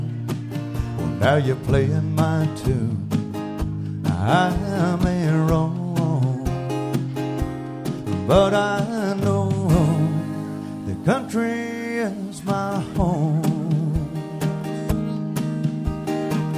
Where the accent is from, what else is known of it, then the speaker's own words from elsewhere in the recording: Arkansas, United States; moved away as an adult; I'm from Arkansas originally.